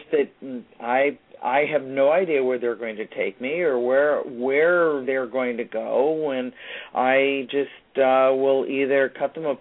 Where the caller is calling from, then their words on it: Northern Virginia, United States; I'm calling from Northern Virginia just outside of Washington, D.C.